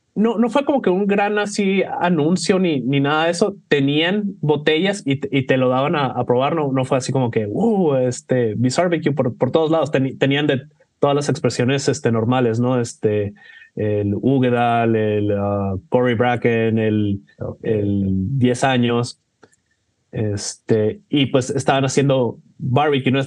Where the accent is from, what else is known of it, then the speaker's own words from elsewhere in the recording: Mexico; soy, de México